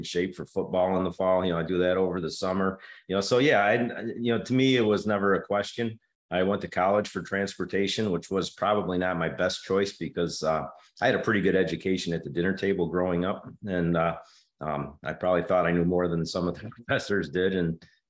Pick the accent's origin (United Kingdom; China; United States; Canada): United States; Suffern, New York; I was born in Suffern, New York